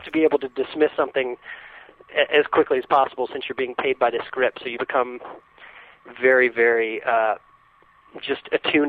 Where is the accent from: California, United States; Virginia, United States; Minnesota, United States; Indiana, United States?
Virginia, United States; Shenandoah Valley; moved away as an adult; also born or lived in Chapel Hill, North Carolina; I grew up in Virginia in the Shenandoah Valley. So I was born in Chapel Hill, and my parents moved back there. But I spent most of my years in Virginia.